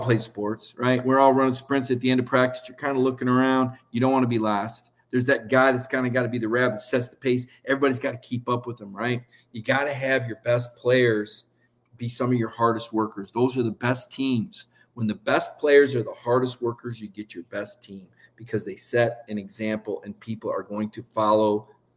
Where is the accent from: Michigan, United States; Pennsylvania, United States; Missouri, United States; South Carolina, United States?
Michigan, United States; East Lansing; now in Athens, United States; I was from East Lansing